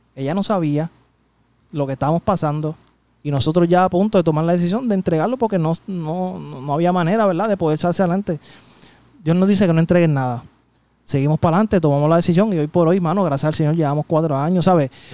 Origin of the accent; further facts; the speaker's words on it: San Juan, Puerto Rico; yo soy de Llorentorre